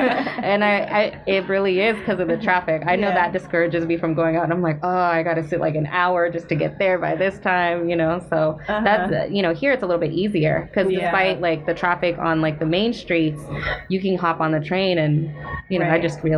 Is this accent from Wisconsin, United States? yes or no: no; Long Beach, California, United States; English is a second language; also born or lived in Philippines / Inland Empire, California / Los Angeles area; So I was born in the Philippines, and my family actually migrated here when I was four. Pretty much all my life. I lived, and then we actually lived in Long Beach, and then from Long Beach I like moved into or went to the Inland Empire, which is like Timbuktu.